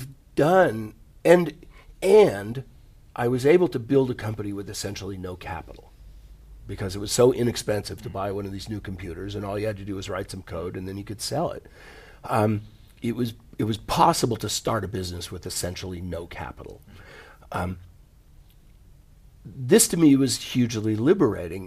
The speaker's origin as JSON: {"language": "English", "country": "United States", "tie": "born or raised there", "also_born_or_lived": "California / Silicon Valley", "said": "I grew up in the United States in the 60s and the 70s"}